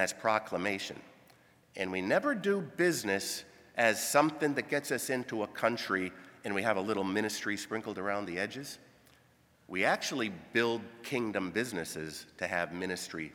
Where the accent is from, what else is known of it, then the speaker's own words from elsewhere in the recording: Grand Rapids or Kalamazoo, Michigan, United States; moved away as an adult; also born or lived in Sudan / Kenya; Born in Grand Rapids, born in Kalamazoo